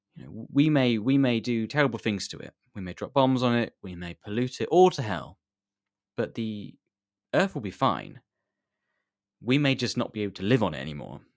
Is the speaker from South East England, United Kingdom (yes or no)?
yes; near Reading, South East England, United Kingdom; I'm from the U K, England, from the south near, n-, near Reading way